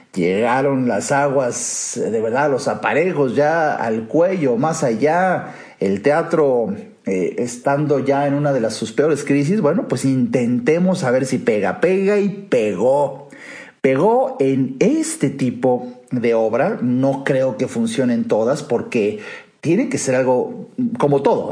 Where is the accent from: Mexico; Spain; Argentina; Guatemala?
Mexico; en mi país